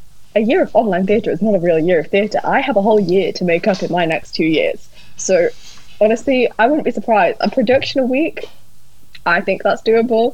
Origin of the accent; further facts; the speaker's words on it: Newcastle upon Tyne, North East England, United Kingdom; moved away as an adult; now in Cambridge, United Kingdom; I am originally from Newcastle, and moving to Cambridge